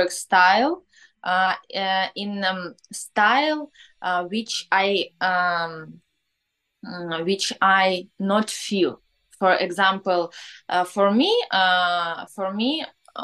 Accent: Ukraine; born or raised there; English is a second language; now in Kyiv, Ukraine

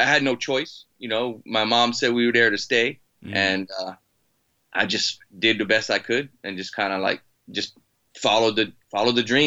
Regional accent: Maui, Hawaii, United States; also born or lived in Boston, Massachusetts; I'm originally from Boston and I was uprooted when I was like seven and my mom had a friend that moved over to Maui, Hawaii, and she kind of followed her there and took me and my brother

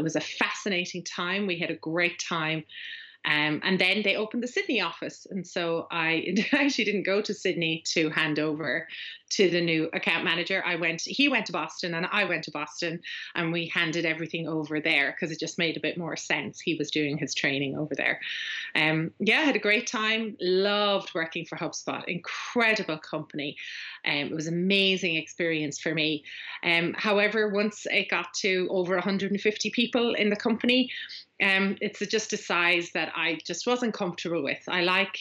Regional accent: Ireland; accent: Irish; now in West of Ireland, Ireland; I'm Irish

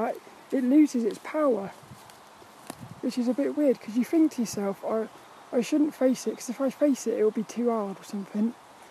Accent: Birmingham, West Midlands, United Kingdom; Oh, Brommy. I'm from Birmingham. I'm from Birmingham. Birmingham.

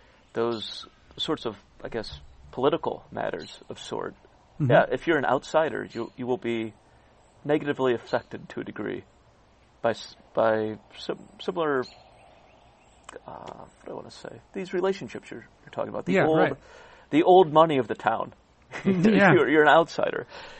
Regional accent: Cleveland, Ohio, United States; moved away; Progressive Field, say, my hometown

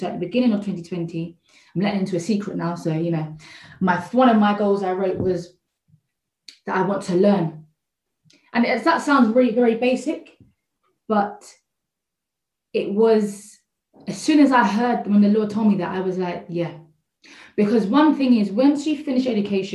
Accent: Croydon, London, United Kingdom; I'm from South London, Croydon

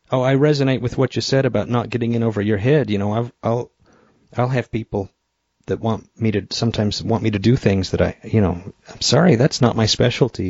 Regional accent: Idaho, United States; moved away; I moved to Idaho back to my hometown

